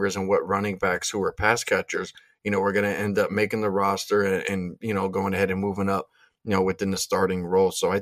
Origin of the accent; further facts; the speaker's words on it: Pennsylvania, United States; I'm from Pennsylvania